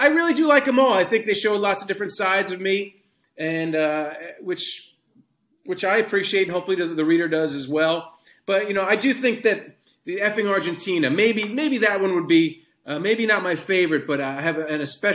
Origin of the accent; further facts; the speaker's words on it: Hicksville, New York, United States; I grew up in Hicksville, Long Island